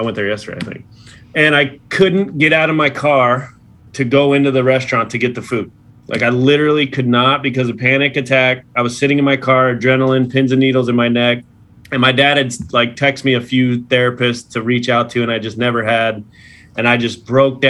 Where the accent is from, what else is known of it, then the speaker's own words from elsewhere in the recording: Los Angeles, California, United States; my hometown Dodgers